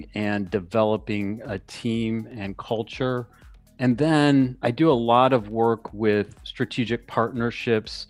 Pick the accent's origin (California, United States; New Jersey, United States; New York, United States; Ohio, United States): Ohio, United States; Cleveland; I grew up in Cleveland, Ohio